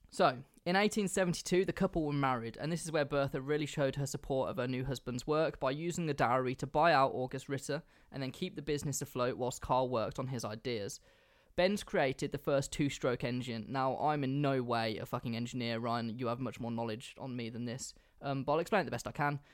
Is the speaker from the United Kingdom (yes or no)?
yes; England, United Kingdom; I'm English